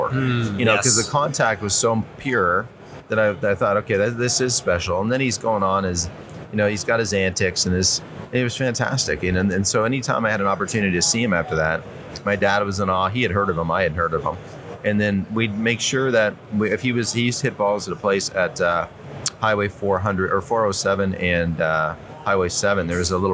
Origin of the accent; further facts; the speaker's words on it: Toronto, Ontario, Canada; I grew up in Ontario, Southern Ontario, Toronto area